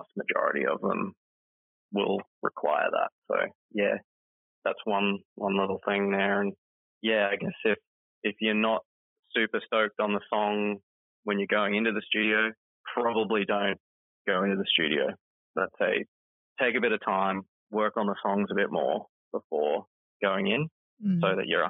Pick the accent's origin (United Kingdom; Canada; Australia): Australia; Innisfail, Queensland; my hometown, which is in Innisfail, part of Queensland